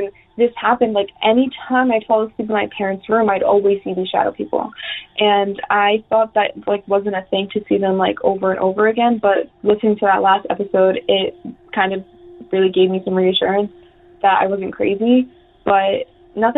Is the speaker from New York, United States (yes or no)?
yes; upstate New York, United States; I'm from New York, upstate New York, not like Rochester, but more like an hour out of the city. And I'm like 5 years old. And this is the first house I grew up in.